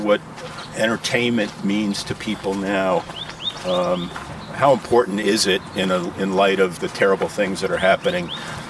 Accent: Stamford, Connecticut, United States; I grew up in Stamford, Connecticut

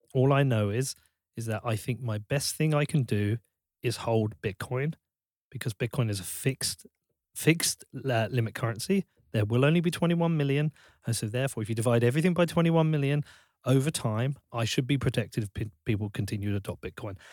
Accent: Bedford, East of England, United Kingdom; I'm from Bedford.

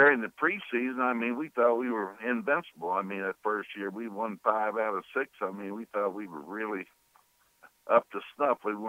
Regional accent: Kansas, United States; moved away as an adult; also born or lived in Chicago; now in New Orleans, United States; I was from Kansas

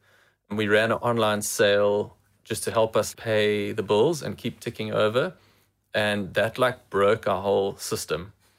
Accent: England, United Kingdom; As an English person, I don't have the negative connotation

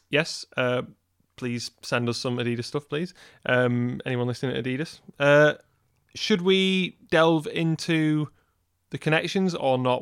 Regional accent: Wigan, North West England, United Kingdom; moved away; we're from Wigan originally. Now, the thing is, growing up in Wigan

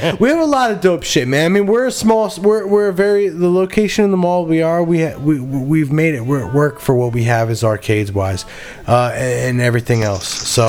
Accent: Fairfax, Virginia, United States; also born or lived in Warrenton, Virginia; I grew up in Fairfax. Like, I would have went to Falls Church High School.

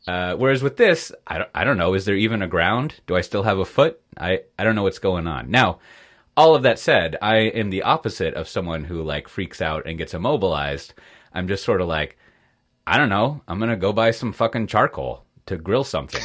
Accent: United States; moved away; as an American, an expat American

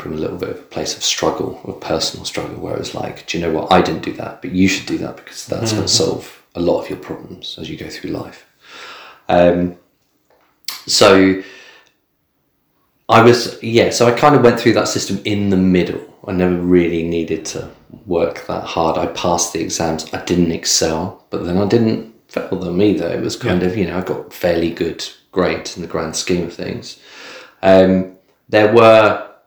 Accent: Bournemouth area, South West England, United Kingdom; also born or lived in Midlands / London; I was born in the Midlands, but then I moved here when I was two. So I've never really known anything any different, like growing up. So I grew up down here.

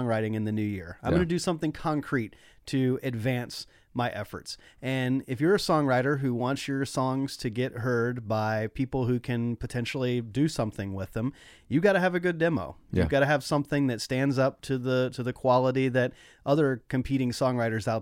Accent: Nashville, Tennessee, United States; where we grew up in Nashville

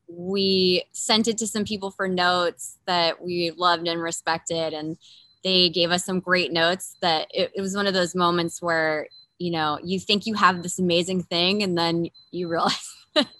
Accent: Montpelier, Vermont, United States; moved away; also born or lived in New York City / Los Angeles; I grew up in Montpelier, which is also a small town, but it's the capital of the state

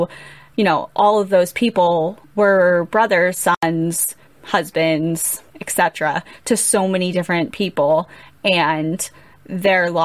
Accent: United States; as an American

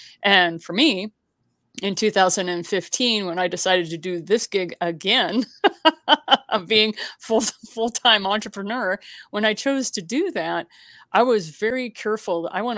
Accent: Missouri, United States; And for me, it's about the grits. Okay. I'm from Southern Missouri.

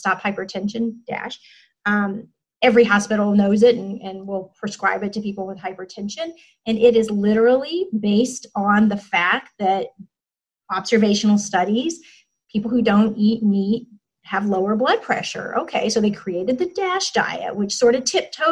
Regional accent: Alabama, United States; I'm from Alabama

